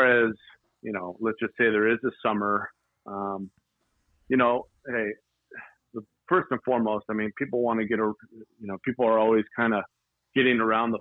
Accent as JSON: {"language": "English", "town": "Duarte", "region": "California", "country": "United States", "tie": "born or raised there", "said": "Born in Duarte. I was raised in the San Gabriel Valley"}